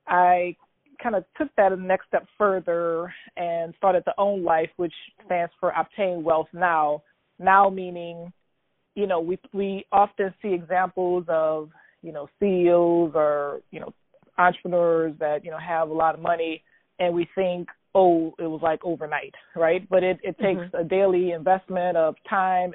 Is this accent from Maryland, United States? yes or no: no; New Orleans, Louisiana, United States; I'm born and raised in New Orleans, Louisiana, where I currently reside